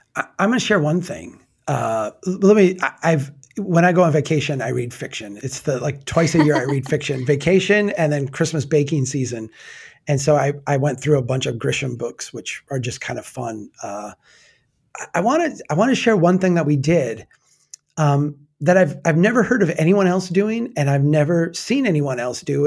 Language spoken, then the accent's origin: English; United States; as an American